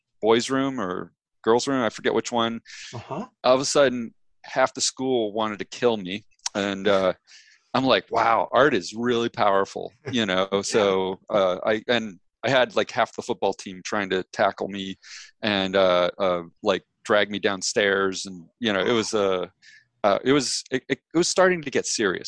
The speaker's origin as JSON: {"language": "English", "area": "Ohio region", "region": "Western Pennsylvania", "country": "United States", "tie": "born or raised there", "also_born_or_lived": "New York City", "moved": "as an adult", "said": "I grew up. Western Pennsylvania, Ohio region"}